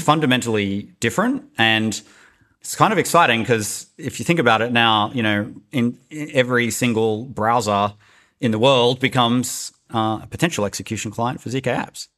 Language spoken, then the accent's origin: English; Australia; moved away; also born or lived in Silicon Valley; I'm Australian